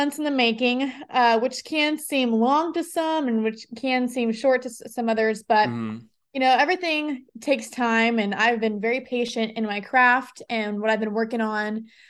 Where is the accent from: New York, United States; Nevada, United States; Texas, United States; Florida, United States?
Nevada, United States; Las Vegas; also born or lived in Nashville; growing up in Las Vegas for 23 years